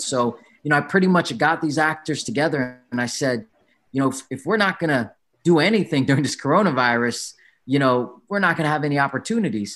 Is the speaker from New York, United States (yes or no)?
no; San Diego, California, United States; I was born in San Diego. I'm a proud Filipino American. My mom's from, you know, Pampanga. My dad's from Manila